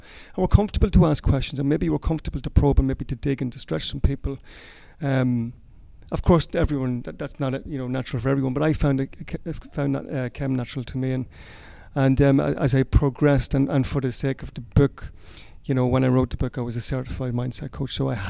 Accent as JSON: {"language": "English", "town": "Cootehill", "region": "County Cavan", "country": "Ireland", "tie": "born or raised there", "said": "In Coothill and Cavan."}